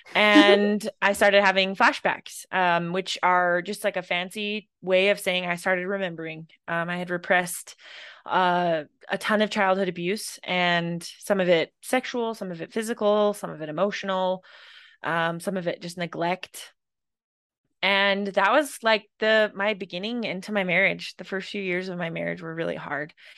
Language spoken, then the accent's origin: English; Idaho, United States; I grew up in Idaho